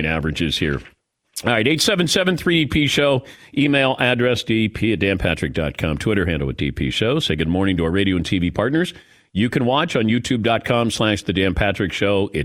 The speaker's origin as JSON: {"language": "English", "town": "Cincinnati", "region": "Ohio", "country": "United States", "said": "I'm from Cincinnati"}